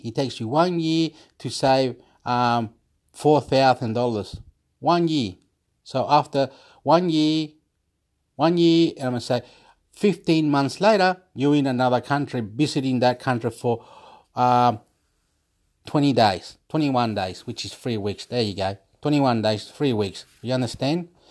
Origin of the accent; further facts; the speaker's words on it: Chile; I'm from Chile